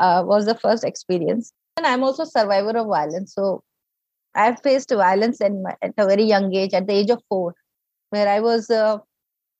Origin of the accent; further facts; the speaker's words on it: North India, India; we are from North India